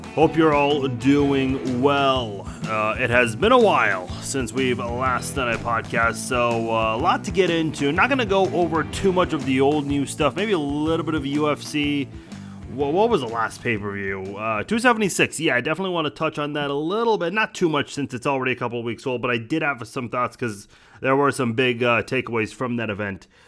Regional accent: United States; as an American citizen

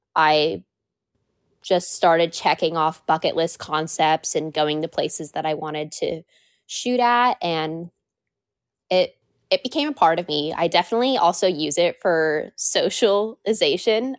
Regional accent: Washington, United States; I have been born and raised here, and I love exploring the state a lot

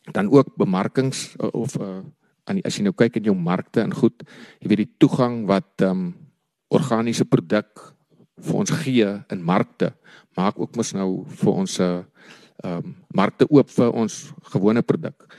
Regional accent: Kanoneiland, Northern Cape, South Africa; also born or lived in Stellenbosch / Upington; My oupa het in 1937 die eerste grond in Kanon Eiland gekoop ehm um, my pa daar groot geraak, ek het daar groot geraak

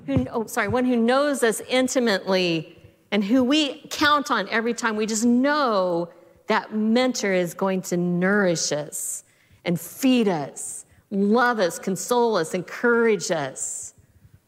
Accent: Southeast Colorado, United States; now in West Coast, United States; I grew up in Southeast Colorado

